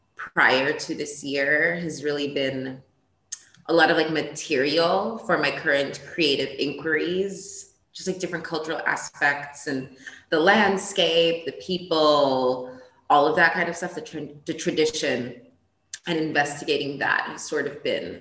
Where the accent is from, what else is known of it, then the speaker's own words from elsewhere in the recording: Ethiopia; also born or lived in Portugal / New York, United States; because I was born in Portugal. I grew up in Ethiopia, a little bit in Portugal. Then I went to New York.